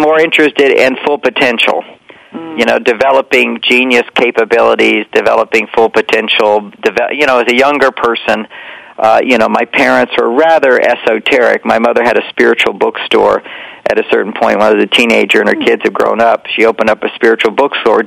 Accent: Houston, Texas, United States; we were, you know, straight Christian family as well and growing up in Texas

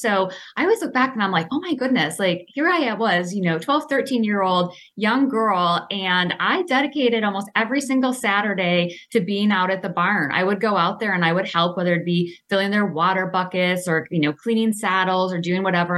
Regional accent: Clawson, Michigan, United States; I grew up in Clawson, small town

